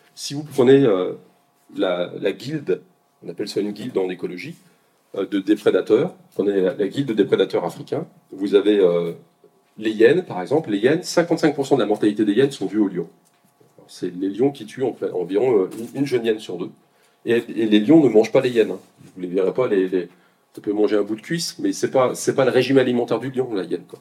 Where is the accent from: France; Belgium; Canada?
France; Côte-d'Or, Bourgogne-Franche-Comté; je suis de Côte d'Or un petit peu